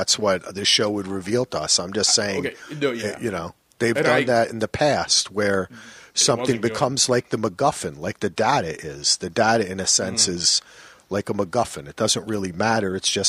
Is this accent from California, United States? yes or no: no; New Jersey, United States; Yo, I'm from New Jersey, man.